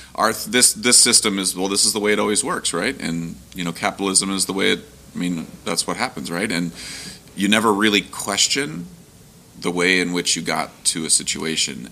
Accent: Ohio, United States; I grew up in Ohio

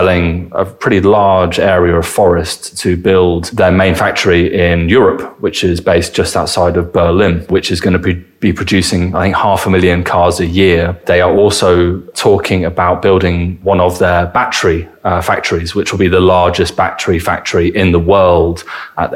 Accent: England, United Kingdom; moved away as an adult; also born or lived in United States; now in Germany; that is not something that we're sort of raised on, I think, in England

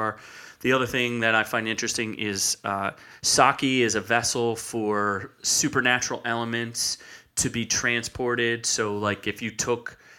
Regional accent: United States; as an American viewer

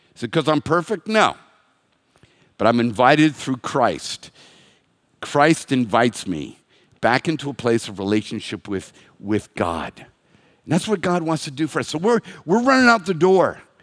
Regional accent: United States

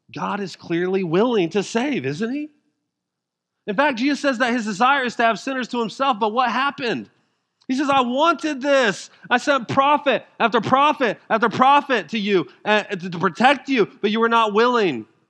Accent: Denver, Colorado, United States; I'm from Denver

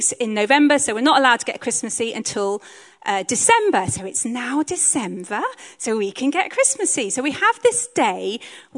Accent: Hong Kong; now in Bristol, United Kingdom; I grew up in Hong Kong

